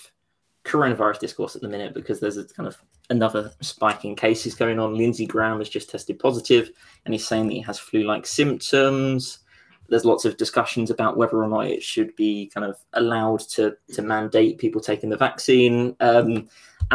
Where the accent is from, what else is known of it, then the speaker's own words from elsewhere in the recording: United Kingdom; I'm from Essex when something good happens and East London when something bad happens.